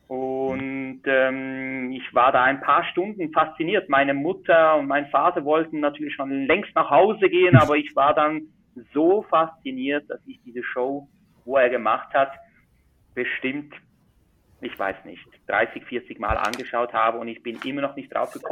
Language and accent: German; Switzerland; Zauberkünstler, Illusionist und Mentalist aus der Schweiz. Man hört es vielleicht auch am Dialekt. Ich bin ein richtiger Schweizer.